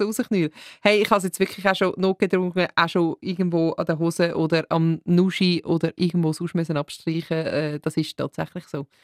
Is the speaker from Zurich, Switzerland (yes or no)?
yes; Winterthur, Zurich, Switzerland; moved away; ich komme äh, ursprünglich aus Winterthur